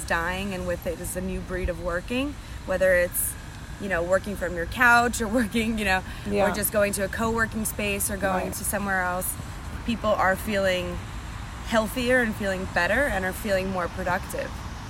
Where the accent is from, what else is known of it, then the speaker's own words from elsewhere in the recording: New Jersey, United States; New Jersey.